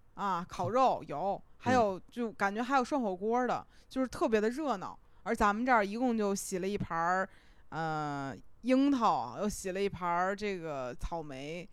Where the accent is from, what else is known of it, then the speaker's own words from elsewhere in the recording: Beijing, China; 就是北京，我是在就是东城长大的